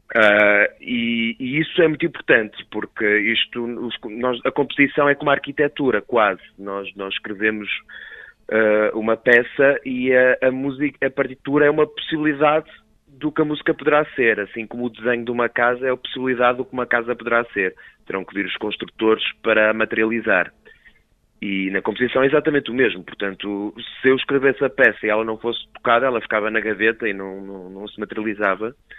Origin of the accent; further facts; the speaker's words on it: Cinfães, Viseu, Portugal; Somos de Sinfãs